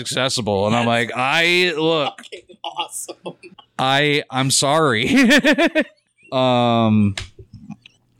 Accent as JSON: {"language": "English", "town": "Cleveland", "region": "Ohio", "country": "United States", "tie": "born or raised there", "also_born_or_lived": "Akron, United States", "said": "I grew up in Cleveland."}